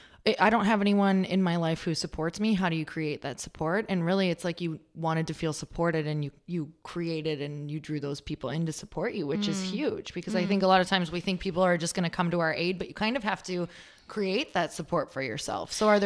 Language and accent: English; Midwest, United States; moved away; It's so cool because I was from the Midwest and I moved out here, which is, believe me, it feels probably like a whole different country.